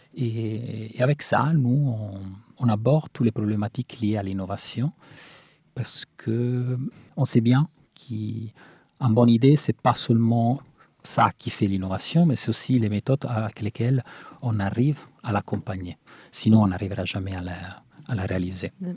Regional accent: Italy; moved away; Nous, qu'on vient de l'Italie

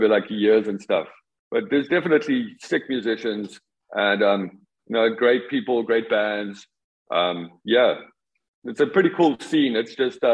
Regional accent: South Africa

